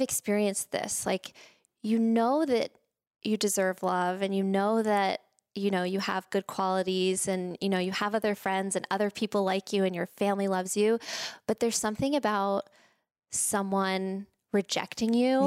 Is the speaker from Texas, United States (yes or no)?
yes; Spring, Texas, United States; moved away as an adult; also born or lived in Boston / San Francisco; I grew up in Texas, in Spring, Texas